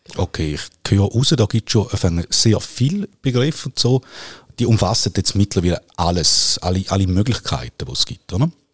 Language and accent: German; Nesslau, St. Gallen, Switzerland; Ich bin im Toggenburg aufgewachsen